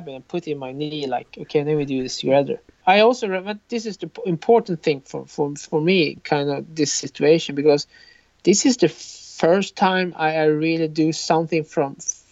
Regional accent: Sweden; I'm from Sweden

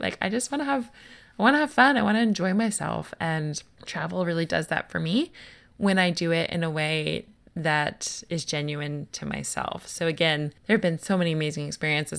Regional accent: United States; moved away

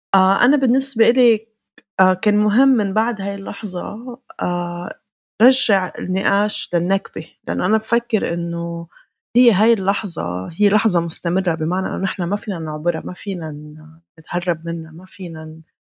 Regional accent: Beirut, Beirut Governorate, Lebanon; انا ما بعد حالي فلسطينيه لبنانيه انا بعد حالي فلسطينيه من بيروت

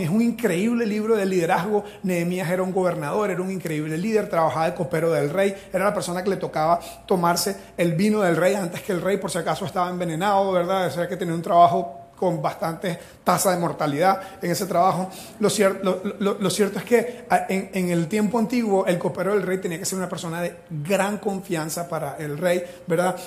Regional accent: Venezuela; first language Spanish; now in Costa Rica; yo soy de Venezuela, mi primer idioma es el español

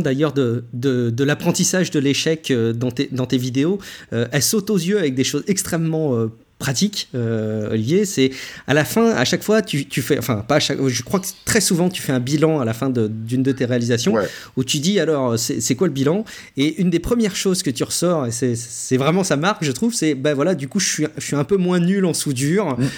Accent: France; chez nous en France

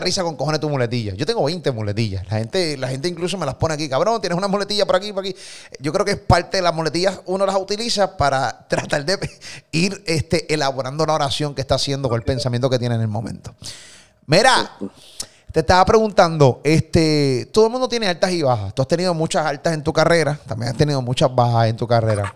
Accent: Puerto Rico; de Puerto Rico

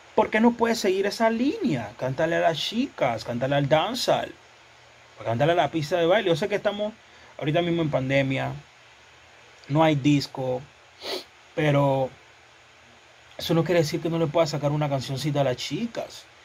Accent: Panama; yo me siento orgulloso, otro panameño

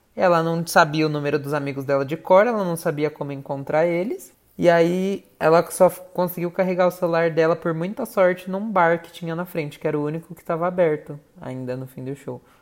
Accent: São Paulo, Brazil; accent: paulista; a moça tirou sarro do nosso sotaque paulista

